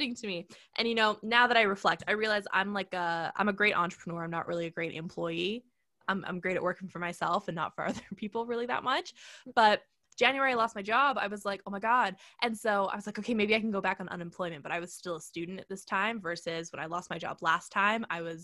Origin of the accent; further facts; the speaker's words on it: Canada; I'm Canadian